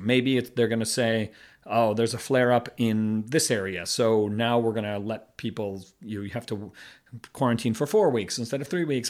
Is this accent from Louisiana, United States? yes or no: no; Boston, Massachusetts, United States; moved away as an adult; now in Beijing, China; I'm from the Boston area